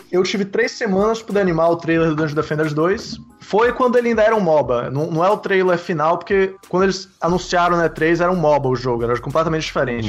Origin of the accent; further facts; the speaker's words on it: Salvador, Bahia, Brazil; moved away as an adult; now in Vancouver, Canada; eu fiz a publicidade e propaganda em Salvador, eu sou de Salvador